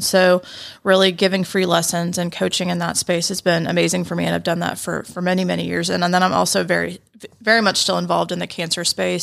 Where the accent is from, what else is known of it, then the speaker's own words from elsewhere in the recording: Roswell, Georgia, United States; born and raised in Atlanta. I feel like I'm one of the few these days, but I grew up in Roswell